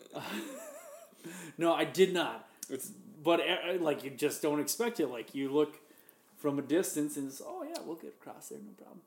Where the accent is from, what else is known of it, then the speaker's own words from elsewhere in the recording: Minnesota, United States; I'm from Minnesota